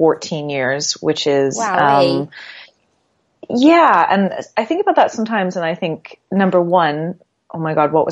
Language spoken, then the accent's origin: English; Canada; moved away; also born or lived in Halifax, Canada; I'm from Canada originally